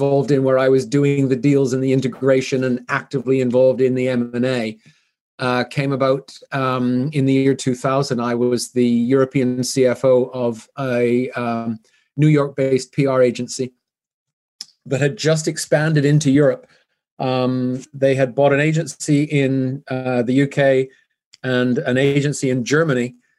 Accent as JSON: {"language": "English", "town": "Vancouver", "region": "British Columbia", "country": "Canada", "also_born_or_lived": "Zurich", "lives_now": "Switzerland", "said": "So I'm originally from Canada, which explains the funny accent, although I've lived here for many years, so it's kind of softened."}